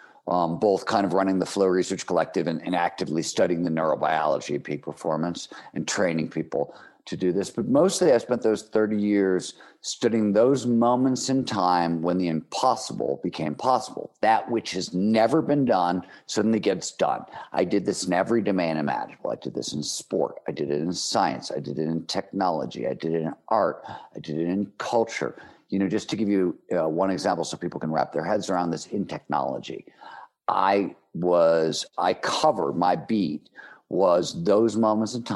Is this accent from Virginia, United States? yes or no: no; Cleveland, Ohio, United States; I grew up in Cleveland, Ohio in the 1970s